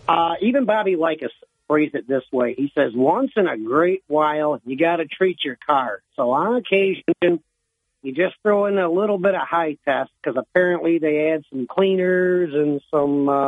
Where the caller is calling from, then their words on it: Owego, New York, United States; from Owego.